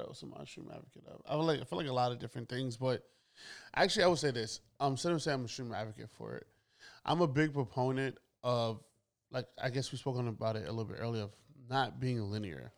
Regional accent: New York, United States; I am born and raised in Brooklyn.

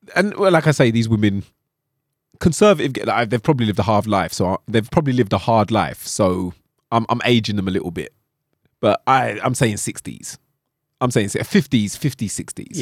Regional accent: London, United Kingdom; accent: London; With my London accent?

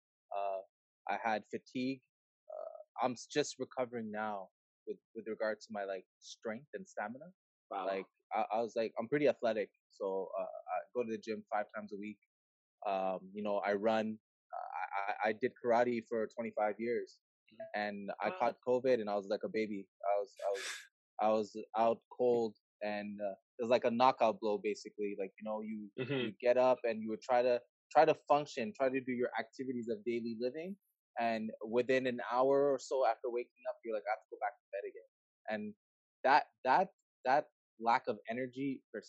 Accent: Montreal, Quebec, Canada; born and raised in Montreal, Quebec, Canada.

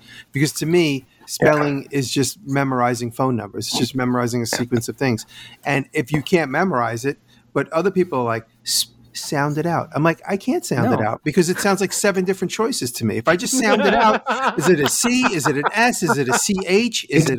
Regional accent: New York, United States; we're all from New York State.

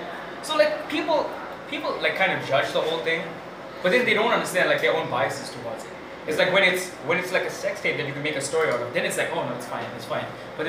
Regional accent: India; I noticed this, like, I'm Indian, by the way. So, like, in my community

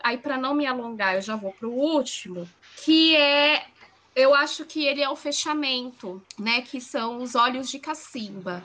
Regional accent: São Paulo, Brazil; Eu, eu nasci em São Paulo, vivi em São Paulo, apesar de ser da periferia

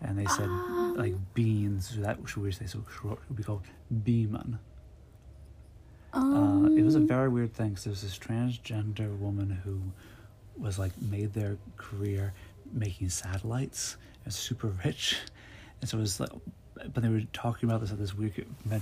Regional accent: United States; I'm American

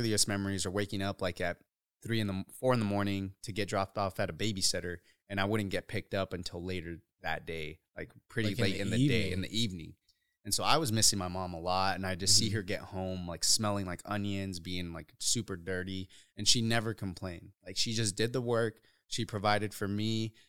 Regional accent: Uruapan, Michoacán, Mexico; born there; So I was born in Uruapan, Michoacan, Mexico.

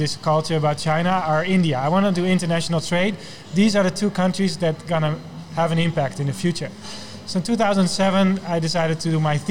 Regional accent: Netherlands; moved away; I'm from the Netherlands

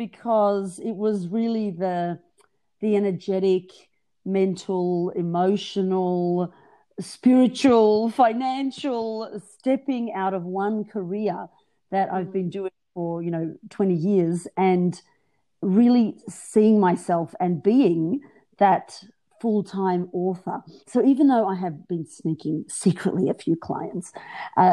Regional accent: Australia; I was born in Australia, but to migrant Greek parents. So I'm first generation Australian born.

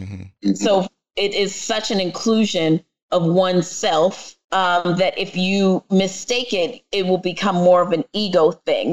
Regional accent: New York City, New York, United States; accent: New York; my parents, my family is Jamaican, and I am from the Bronx

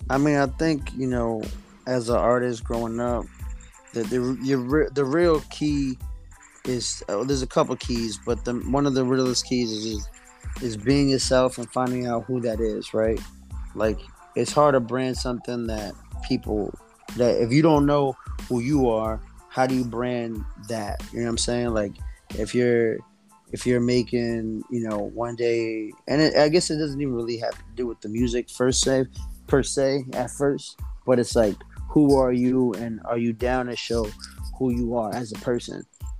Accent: East Coast, United States; on the West Coast, I don't know if it's because I'm from the East Coast, but they show me a lot of love.

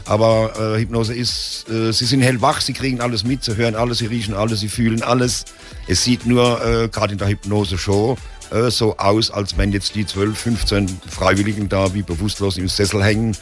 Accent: Heidelberg, Baden-Württemberg, Germany; geboren bin ich in Heidelberg. Bin richtig Altstädter Heidelberger

